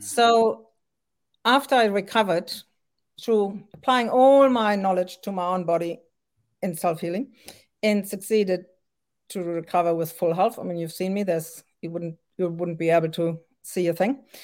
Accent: France; also born or lived in Germany; now in Auckland, New Zealand; I was born in Germany and grew up in France

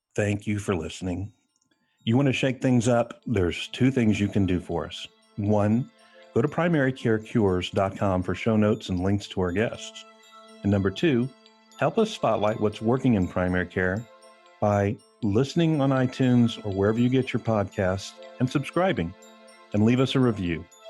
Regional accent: San Antonio, Texas, United States; also born or lived in Austin, Texas; I love Texas. I'm born and raised here. I'm from San Antonio

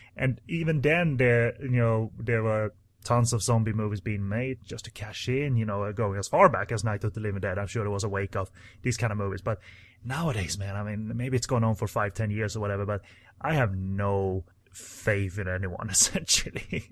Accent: Sweden; English is a second language

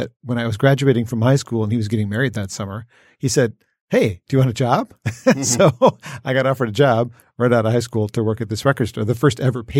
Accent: Warren, Michigan, United States; I grew up in Warren, 12 and Shaner area.

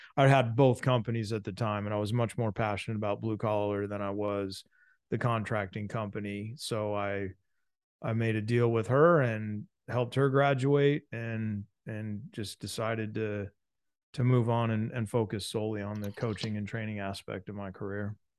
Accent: San Diego, California, United States; I'm a Southern California boy, so I'm from San Diego

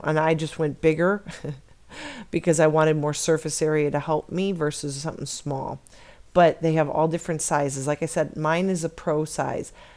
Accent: Chicago, Illinois, United States; now in Arizona, United States; I was born and raised in Chicago

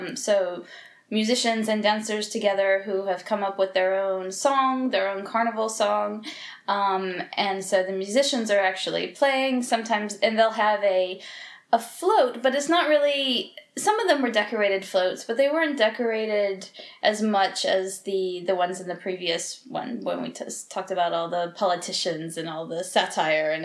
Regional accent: United States; now in Portugal; because I'm American, we celebrated Halloween when I was a little kid

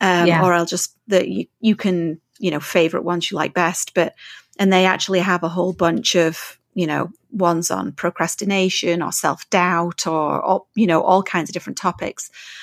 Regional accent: England, United Kingdom; now in Canada; No, because I'm so English.

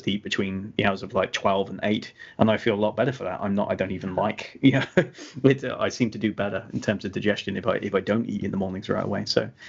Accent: England, United Kingdom; I drink tea because I'm English instead of coffee, right?

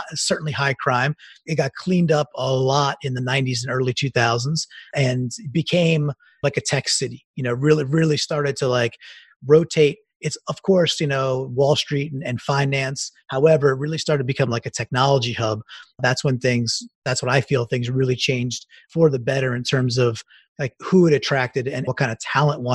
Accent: Long Island, New York, United States; moved away as an adult; also born or lived in Queens, New York; now in Connecticut, United States; I grew up in Long Island. I was born in Queens.

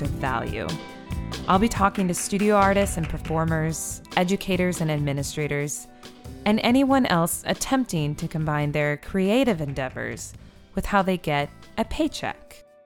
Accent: United States; also born or lived in Iowa / Oklahoma; I'm from Iowa and Oklahoma

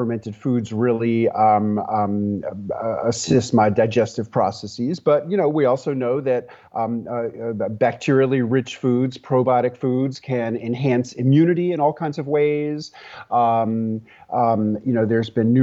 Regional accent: New York City, New York, United States; moved away as an adult; also born or lived in rural Tennessee; now in Tennessee, United States; when I was 30 years old, I moved from my hometown of New York City to rural Tennessee

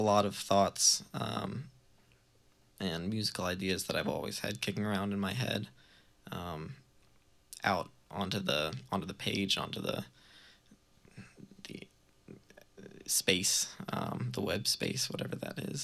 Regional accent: Baltimore, Maryland, United States; moved away as an adult; now in Burlington, United States; growing up in Baltimore, I was always really, like, attracted to the scene that they had down there, that we had down there

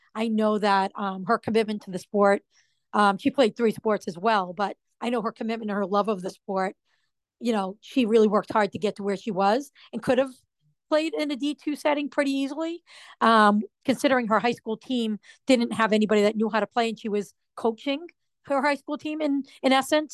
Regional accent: Rhode Island, United States; moved away as an adult; also born or lived in Massachusetts; I'm not from Massachusetts. I was from Rhode Island

